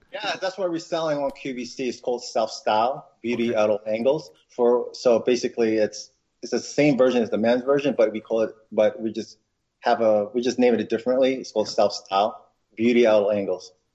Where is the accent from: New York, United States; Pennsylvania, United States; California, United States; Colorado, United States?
New York, United States; Westchester County; also born or lived in Philippines; I came to New York when I was eight. Um, so pretty much, I grew up in um, in Westchester County